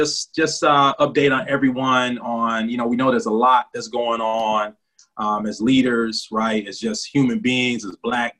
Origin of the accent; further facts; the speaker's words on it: Detroit, Michigan, United States; now in New Haven, United States; from Collective Consciousness from New Haven by way of Detroit, Michigan